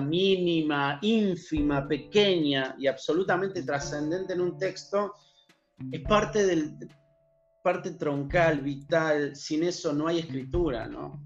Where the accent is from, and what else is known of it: Argentina